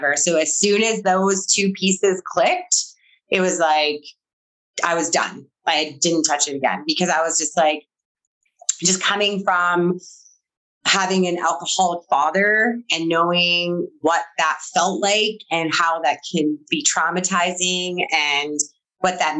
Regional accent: Manitoba, Canada; also born or lived in Alberta; So I'm from Manitoba and I was in Alberta.

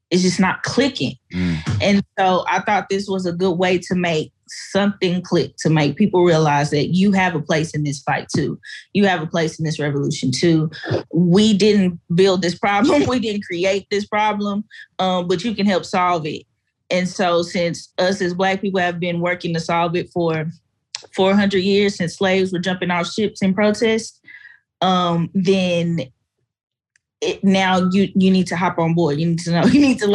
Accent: Fort Worth, Texas, United States; I grew up in the projects. I grew up in Stop Six. I grew up in an apartheid community in Fort Worth

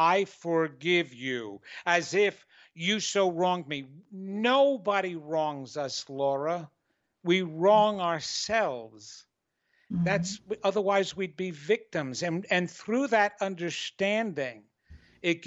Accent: New York, United States; I'm arrogant from New York and Italian

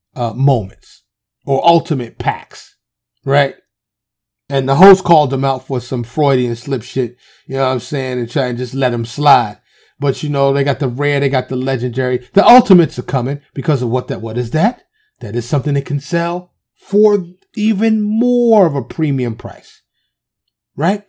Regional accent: New York City, New York, United States; I'm from the city. I'm from Harlem

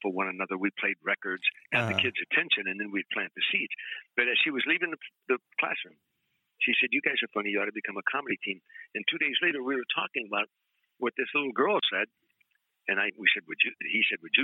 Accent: Harvey, Illinois, United States; moved away as an adult; now in California, United States; I grew up very poor in Harvey, Illinois

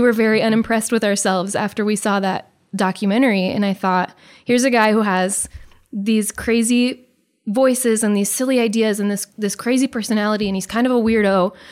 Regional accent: Beaver Lake, Nebraska, United States; also born or lived in Omaha, Nebraska / Conestoga, Nebraska; we grew up in Beaver Lake

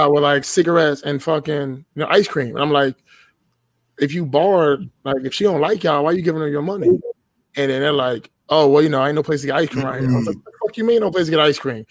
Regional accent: Washington, District of Columbia, United States; I was born and raised in Washington, D.C., right? I live just outside of the city now.

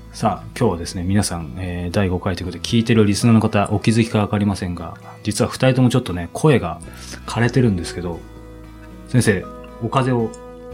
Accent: Japan; 僕もですけど、日本に生まれたって意味では統一してると思うんですけど

